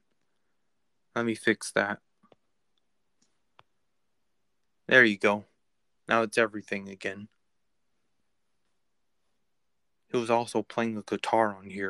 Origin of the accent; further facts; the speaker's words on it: California, United States; I'm actually from California